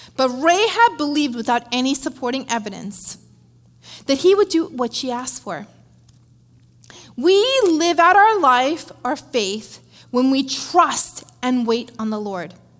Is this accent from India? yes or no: yes; India; moved away; I grew up in India, uh, being raised by my dad and my grandparents